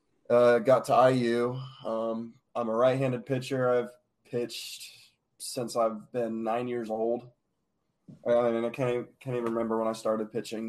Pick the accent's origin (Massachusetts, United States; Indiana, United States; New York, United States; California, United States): Indiana, United States; Noblesville; I'm from Noblesville, Indiana. I went to Noblesville High School for 3 years